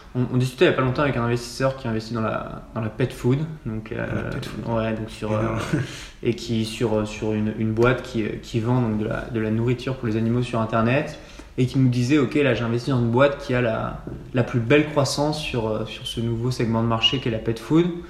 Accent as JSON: {"language": "French", "town": "Annecy", "region": "Auvergne-Rhône-Alpes", "country": "France", "tie": "born or raised there", "also_born_or_lived": "Nantes", "moved": "as an adult", "said": "j'ai grandi à Annecy"}